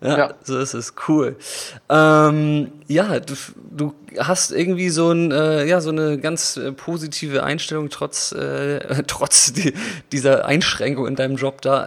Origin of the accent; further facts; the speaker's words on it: Germany; moved away; also born or lived in Vietnam; in Deutschland. Und außerdem vermisse ich auch meine Heimat